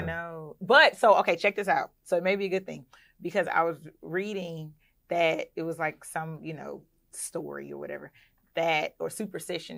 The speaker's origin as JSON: {"language": "English", "area": "Clayton County", "region": "Georgia", "country": "United States", "tie": "born or raised there", "also_born_or_lived": "Philadelphia, Pennsylvania", "said": "I was raised in Clayton County, Georgia"}